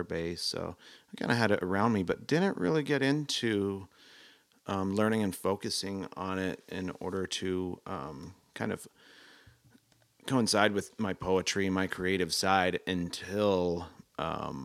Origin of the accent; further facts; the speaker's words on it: Denver, Colorado, United States; I was born in Denver, Colorado